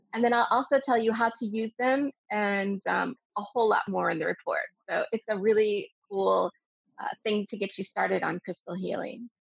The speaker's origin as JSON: {"language": "English", "country": "United States", "moved": "as an adult", "lives_now": "Dubai, United Arab Emirates", "said": "I'm originally American and I've been living in Dubai for 20 years"}